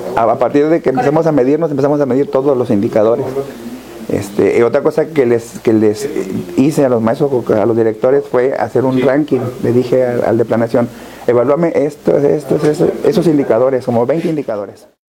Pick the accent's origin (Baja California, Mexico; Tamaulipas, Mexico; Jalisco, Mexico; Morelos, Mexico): Tamaulipas, Mexico; Tampico; now in Ciudad Madero, Mexico; nací en Tampico, crecí en Tampico, estudié en Tampico